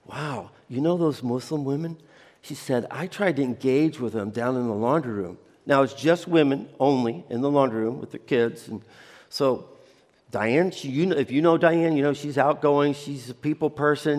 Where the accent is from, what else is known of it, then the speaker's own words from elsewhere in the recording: United States; moved away; also born or lived in Chile; I'm an American